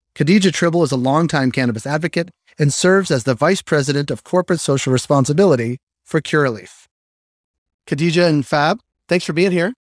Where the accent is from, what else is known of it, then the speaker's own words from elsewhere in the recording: Boston, Massachusetts, United States; I'm from Boston